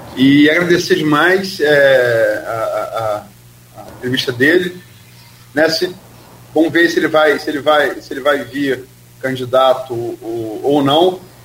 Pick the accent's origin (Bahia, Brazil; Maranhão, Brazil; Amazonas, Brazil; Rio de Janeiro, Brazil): Rio de Janeiro, Brazil; Campos dos Goytacazes; eu sou de Campos e, e, e sempre vou votar em candidato para o parlamento da minha região